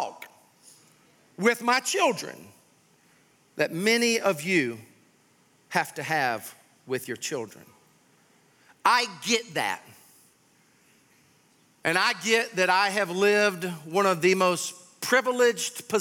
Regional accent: Sumter, South Carolina, United States; I grew up in Sumter, South Carolina.

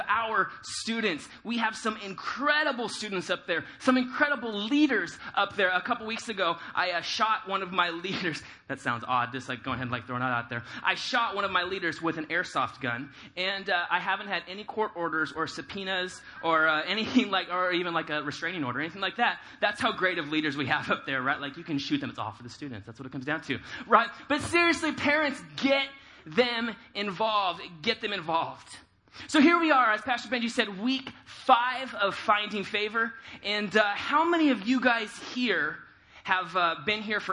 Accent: California, United States; moved away as an adult; I grew up in California, and so when I moved out here almost 2 years ago

